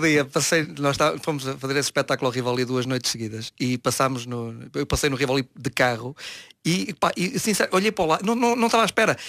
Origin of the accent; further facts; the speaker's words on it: Vila do Conde, Norte, Portugal; eu sou de Vila do Conde